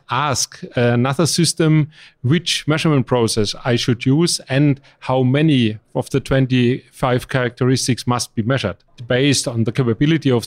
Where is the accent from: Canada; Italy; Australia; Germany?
Germany; English is a second language; I'm from Germany